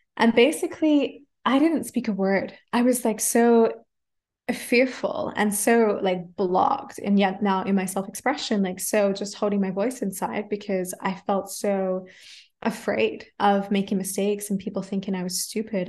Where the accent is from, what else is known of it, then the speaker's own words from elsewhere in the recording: Adelaide, South Australia, Australia; first language English; moved away as an adult; now in Germany; I grew up in Australia speaking English and just English